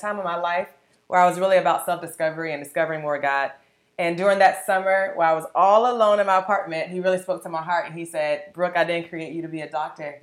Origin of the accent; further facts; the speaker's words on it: Sanford, Florida, United States; I'm from the beautiful, small, awesome city of Sanford, Florida